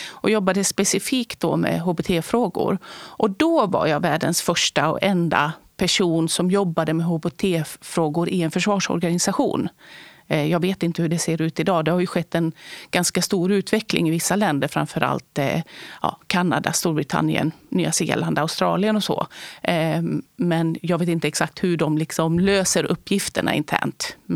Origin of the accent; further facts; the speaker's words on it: Borås, Västra Götaland, Sweden; i Borås på 70-talet i Västra Götaland. Har finskt ursprung.